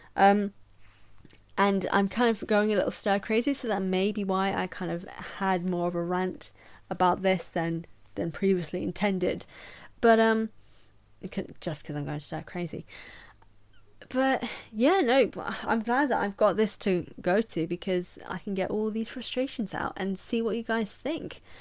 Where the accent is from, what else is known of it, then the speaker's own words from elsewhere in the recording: England, United Kingdom; I'm English